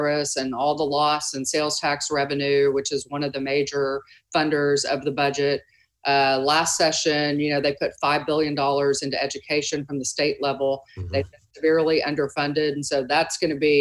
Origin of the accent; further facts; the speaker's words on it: Dallas, Texas, United States; I'm a native Texan. I grew up in Dallas.